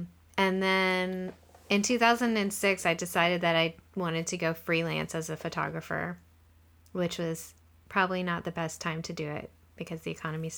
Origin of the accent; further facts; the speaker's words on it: Louisiana, United States; I am originally from Louisiana, and I studied fashion design in college.